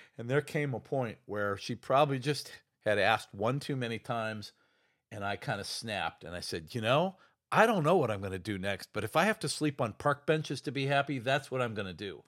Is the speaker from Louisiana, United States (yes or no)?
no; Ohio, United States; now in Chicago, United States; My dad was a small town doctor back in my hometown in Ohio.